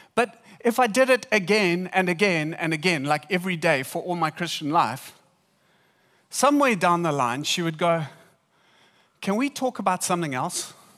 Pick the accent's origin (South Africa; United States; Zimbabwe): South Africa; we're from South Africa.